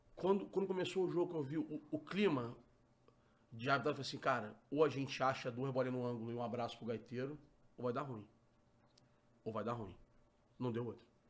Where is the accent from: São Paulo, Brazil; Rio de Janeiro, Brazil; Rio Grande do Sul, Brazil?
Rio de Janeiro, Brazil; eu sou carioca